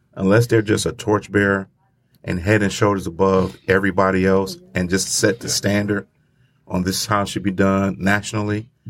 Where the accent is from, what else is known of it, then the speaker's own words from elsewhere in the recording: Grand Rapids, Michigan, United States; my hometown